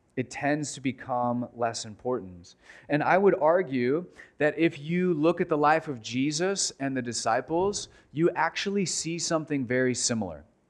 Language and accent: English; United States; American Christians